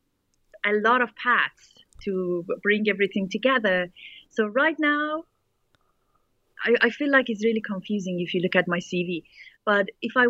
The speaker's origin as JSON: {"language": "English", "country": "Iran", "tie": "born or raised there", "second_language": "English", "moved": "yes", "said": "growing up in Iran post-revolution"}